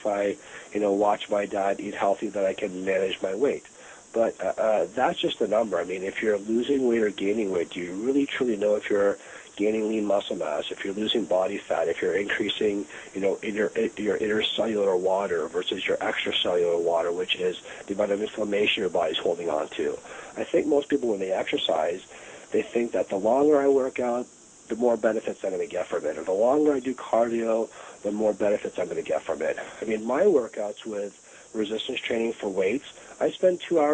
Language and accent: English; Toronto, Ontario, Canada; now in Los Angeles, United States; I grew up in Toronto, Canada